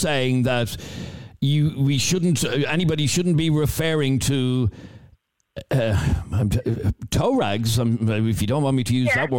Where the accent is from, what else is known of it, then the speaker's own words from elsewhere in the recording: Ballybrack, Leinster, Ireland; I grew up in Ballybrack.